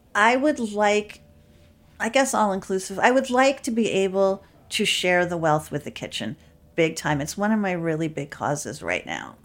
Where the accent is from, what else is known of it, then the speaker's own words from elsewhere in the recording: New York City, New York, United States; I grew up in Manhattan.